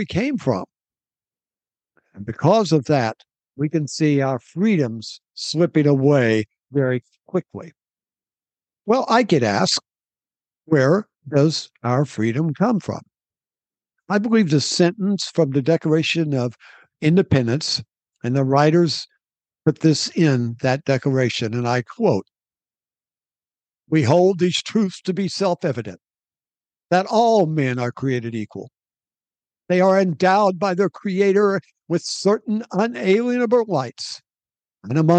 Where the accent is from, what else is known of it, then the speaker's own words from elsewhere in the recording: United States; our country of America